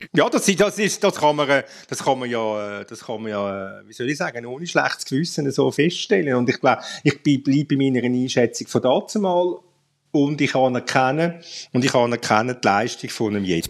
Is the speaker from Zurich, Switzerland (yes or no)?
yes; Zurich, Switzerland; als Zürcher